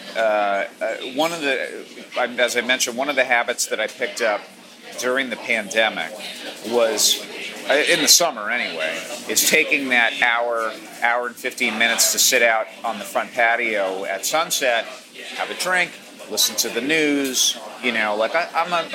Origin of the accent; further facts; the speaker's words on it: Maine, United States; moved away; I come from hippie parents and I grew up in Maine